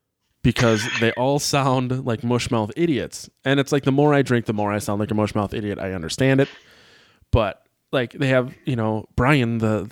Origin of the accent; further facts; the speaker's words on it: Sheboygan, Wisconsin, United States; in Sheboygan where I grew up